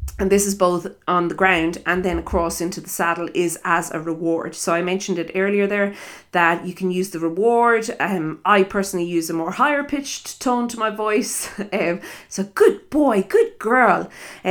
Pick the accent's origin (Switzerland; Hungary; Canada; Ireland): Ireland; accent: Irish; also born or lived in South Africa; I am Irish, if you listen to my accent